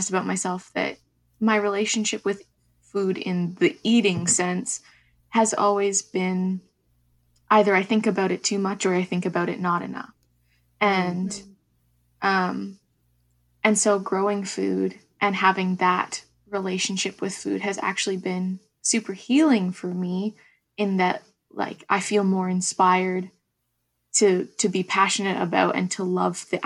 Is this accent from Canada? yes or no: yes; Ontario, Canada; moved away; I grew up on Anishinaabe territory in so-called Ontario, and now I'm currently located in Kwungan and Wasanich territories.